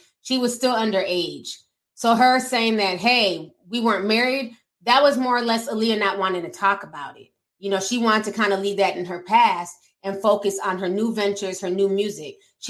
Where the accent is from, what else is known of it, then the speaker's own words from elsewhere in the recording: Midwest, United States; English is a second language; growing up in the Midwest